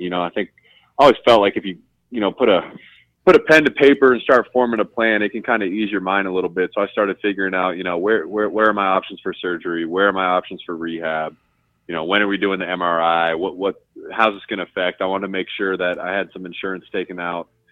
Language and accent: English; Columbus, Ohio, United States; I'm a kid from Columbus, Ohio